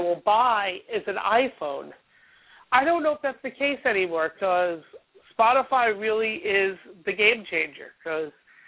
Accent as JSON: {"language": "English", "town": "New York City", "region": "New York", "country": "United States", "said": "being a New Yorker"}